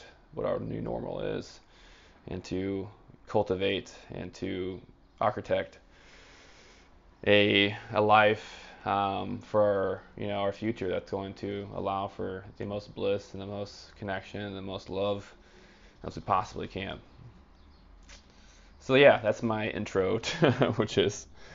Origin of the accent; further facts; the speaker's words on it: United States; I'm American and I don't speak other languages